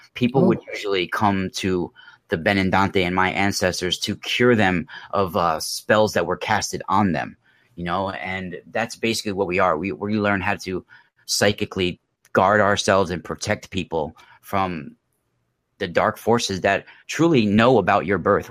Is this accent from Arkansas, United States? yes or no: no; New York, United States; also born or lived in Mount Vernon, New York / Rockland County, New York / California; I grew up in New York. Um, I was born in Mount Vernon, New York, and then I went to high school in Rockland County